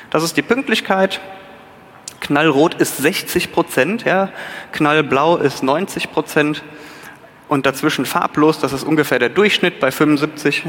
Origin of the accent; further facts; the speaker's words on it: North Rhine-Westphalia, Germany; Ich bin Rheinländer